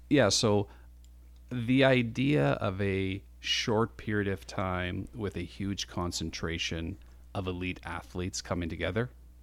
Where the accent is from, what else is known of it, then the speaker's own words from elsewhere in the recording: Canada; there's a little proud part of being a Canadian.